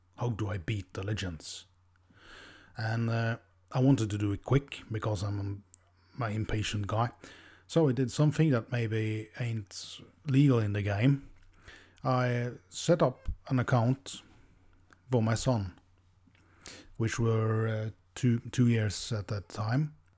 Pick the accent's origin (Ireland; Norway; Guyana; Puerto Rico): Norway; English is a second language; I'm from Norway, the land of the F P L gods.